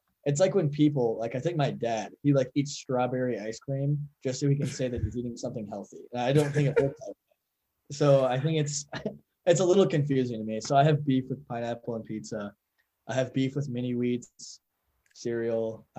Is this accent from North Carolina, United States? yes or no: yes; North Carolina, United States; I'm from North Carolina and people eat differently here in the Midwest, which is like totally cool.